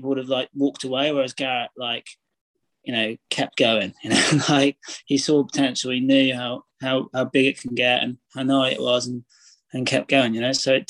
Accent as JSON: {"language": "English", "town": "Braunton", "region": "South West England", "country": "United Kingdom", "tie": "born or raised there", "said": "So I grew up in North Devon. So it's the southwest of England. The sort of town, it's a village. It's the main village is Braunton, which has like a few surf shops."}